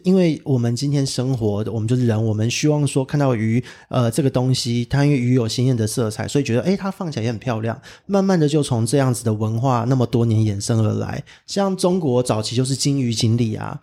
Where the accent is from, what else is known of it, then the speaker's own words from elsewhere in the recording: Taipei, Taiwan; 因为我是台北人，就完全没有感受到那么强烈的地震